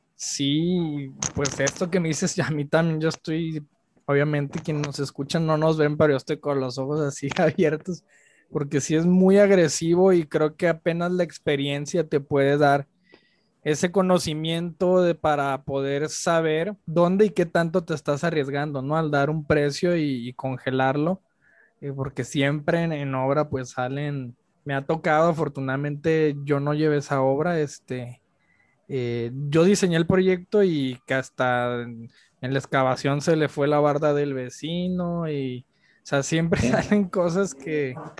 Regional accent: Culiacán, Sinaloa, Mexico; yo soy de Culiacán.

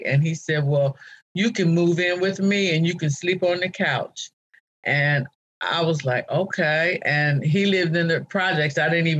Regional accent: Ohio, United States; moved away as an adult; also born or lived in Atlanta / Cincinnati / Washington, D.C.; now in Baltimore, United States; because I lived in Atlanta, I lived in Cincinnati, I lived in D.C., and now I'm in Baltimore, and I'm from Ohio.

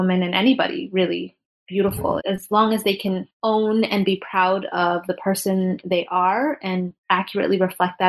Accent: Toronto, Ontario, Canada; moved away as an adult; now in New York, United States; I'm Canadian in Toronto. And then I moved to New York about 11 years ago

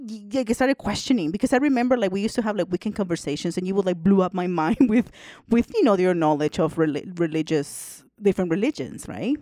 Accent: El Salvador; moved away; also born or lived in Canada; I'm originally from El Salvador. And I went to an all girls school, Catholic school

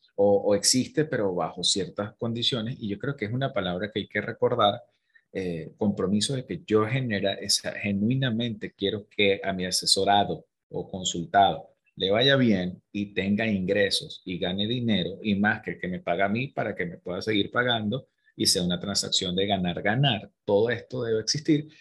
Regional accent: Venezuela; moved away; nosotros como venezolanos emigrantes, que hay tanta diáspora

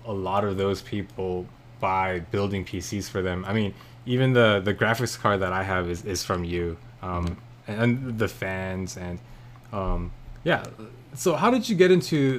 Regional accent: South Korea; born there; first language Korean; English is a second language; moved away; Thankfully, I wasn't born here. I was born in Korea, so mm-hmm. I still retain a fair bit of Korean to be able to converse with my parents.

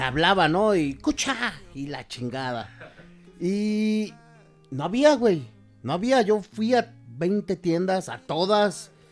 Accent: Mexico

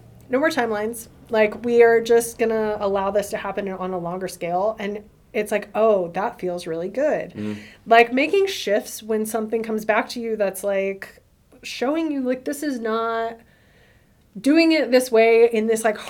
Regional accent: the South, United States; I'm from the South

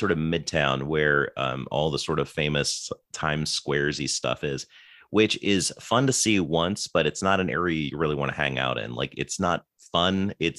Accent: United Kingdom; I'm also British, but I was born without an accent, Mark.

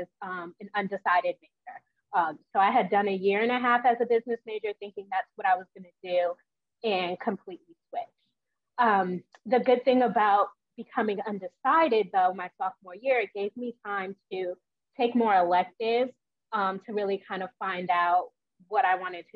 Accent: New York, United States; moved away as an adult; also born or lived in West Virginia; I'm originally from New York

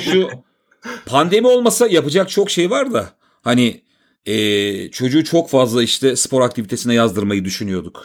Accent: Istanbul, Turkey; also born or lived in Bostancı, Istanbul; ben zaten Maltepe'de doğdum, büyüdüm

